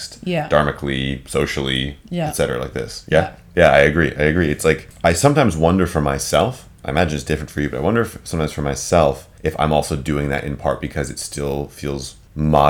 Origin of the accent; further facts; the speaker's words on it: United States; So my mother is Dutch. I grew up in the States. I identify very much as an American culturally